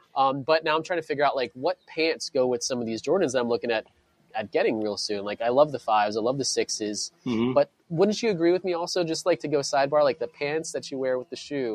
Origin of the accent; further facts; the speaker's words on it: Clearwater, Florida, United States; where I grew up in Florida, it's where they started the first Hooters. It was in, mm-hmm. Clear, in Clearwater, Florida.